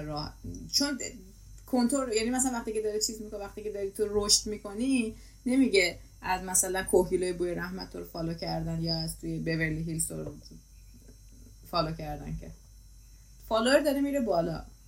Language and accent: Persian; Iran; ما داریم همه از یه کشور میایم